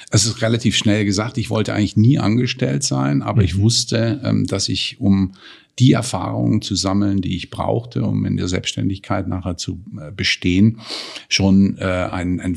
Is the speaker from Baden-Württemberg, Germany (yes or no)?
yes; Baden-Württemberg, Germany; Wie du weißt, komme ich ja auch, wie du, aus dem Freiburger Raum, bin ein Badener